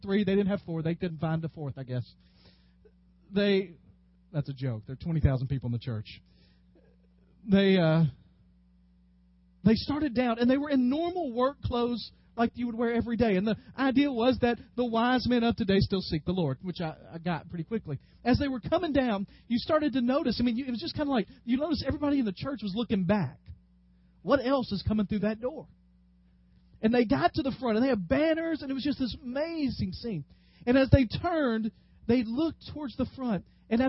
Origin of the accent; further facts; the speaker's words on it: West Tennessee, United States; moved away; Growing up in West Tennessee